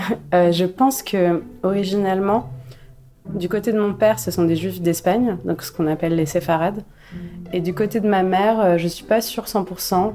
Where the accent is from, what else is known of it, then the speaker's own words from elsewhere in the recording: Casablanca, Casablanca-Settat, Morocco; moved away as an adult; now in Paris, France; je suis née à Casablanca euh, et j'habite à Paris depuis 13 ans et demi. J'ai passé ma jeunesse au Maroc